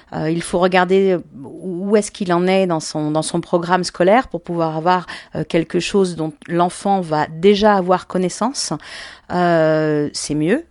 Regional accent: Paris, Île-de-France, France; je suis une vraie Parisienne de naissance, ce qui est assez rare, parce que je suis née à Paris

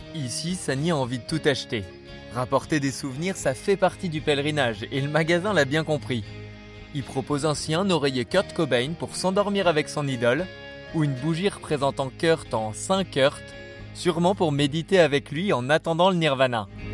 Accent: France; je suis français

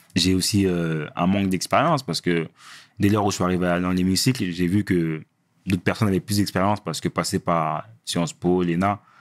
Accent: Villiers-le-Bel, Île-de-France, France; on vient de Ville-Belle

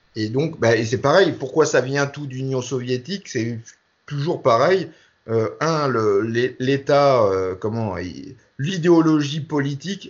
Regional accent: France; nous, en France

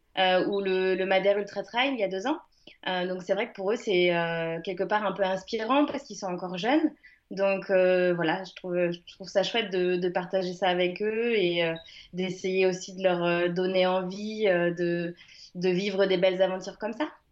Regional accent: Le Mans, Pays de la Loire, France; moved away as an adult; now in Uzès, France; je suis née au Mans, je suis sartoise et j'ai vécu là-bas jusqu'à mes 18 ans

